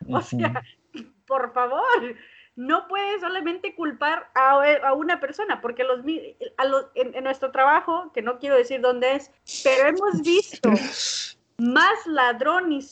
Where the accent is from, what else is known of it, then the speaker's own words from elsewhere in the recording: Mexico; Entonces, eh, yo como mexicana les dije, yo apoyo esa causa.